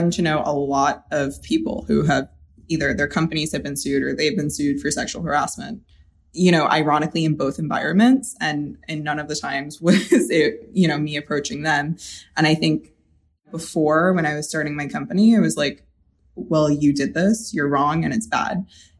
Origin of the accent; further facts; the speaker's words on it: the South, United States; that's the advantage I gain by growing up in the South